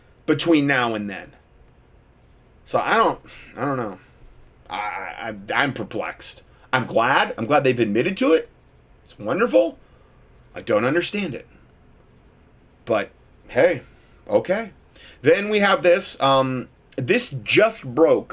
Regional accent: Ohio, United States; moved away; I'm from Ohio originally

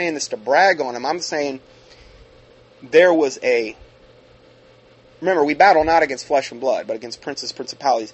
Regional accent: Ohio, United States; I grew up in Ohio

